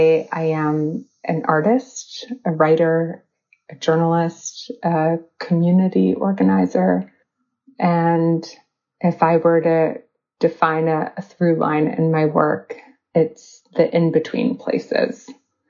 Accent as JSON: {"language": "English", "town": "New York City", "region": "New York", "country": "United States", "tie": "born or raised there", "said": "I was born on the Lower East Side of New York City, and I have three passports"}